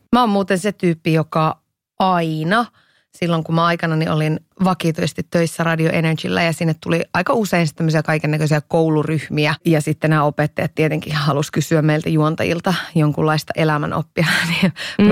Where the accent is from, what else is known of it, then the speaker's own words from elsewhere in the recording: Iisalmi, North Savo, Finland; moved away as an adult; Mä oon siis kotosin Iisalmesta